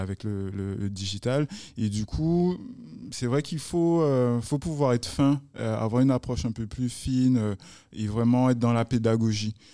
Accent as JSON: {"language": "French", "country": "Guadeloupe", "said": "chez nous en Guadeloupe."}